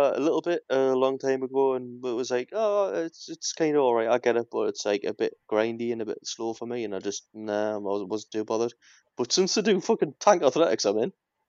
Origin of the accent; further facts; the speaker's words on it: United Kingdom; This is the one bad thing about being British